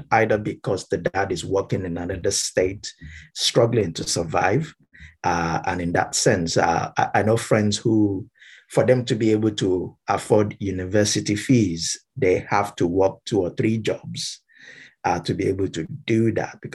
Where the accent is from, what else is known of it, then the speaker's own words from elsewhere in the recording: Ibadan, Oyo, Nigeria; moved away as an adult; now in United Kingdom; I grew up in Nigeria because I'm from Nigeria. So born and bred Nigerian.